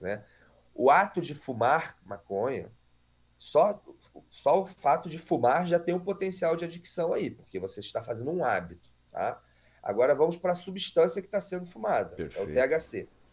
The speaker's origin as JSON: {"language": "Portuguese", "region": "Rio de Janeiro", "country": "Brazil", "tie": "born or raised there", "said": "eu nasci aqui no Rio de Janeiro mesmo"}